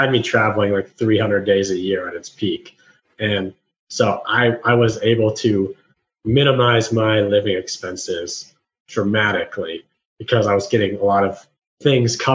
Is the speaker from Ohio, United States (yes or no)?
yes; Columbus, Ohio, United States; moved away as an adult; now in Nashville, United States; I moved from Columbus, Ohio, which is where I'm from, and I moved to Nashville, Tennessee